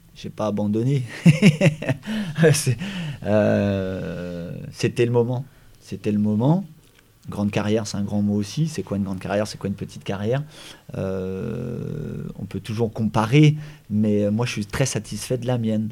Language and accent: French; Brittany, France; also born or lived in Paimpol / Guingamp / Saint-Brieuc / Brest; moi, je suis breton, on est breton